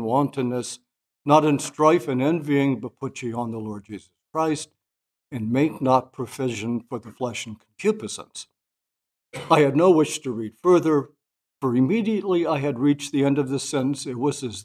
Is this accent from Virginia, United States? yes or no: yes; Virginia, United States; my Protestant friends growing up in Virginia